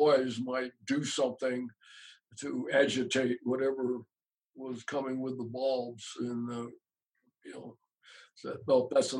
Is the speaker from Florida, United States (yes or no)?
no; Utah, United States; You know, we're on the east side of Utah, all the way across the state.